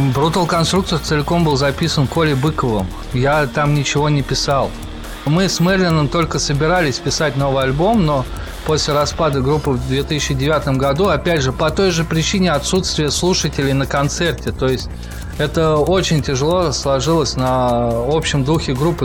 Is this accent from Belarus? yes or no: no; Russia; мы из России